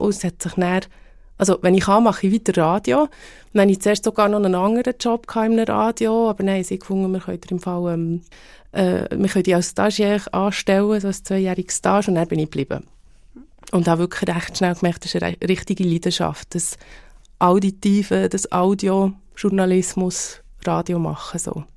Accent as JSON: {"language": "German", "region": "Bern", "country": "Switzerland", "accent": "Bernese German", "said": "die Berndeutsche oder unseren Dialekt"}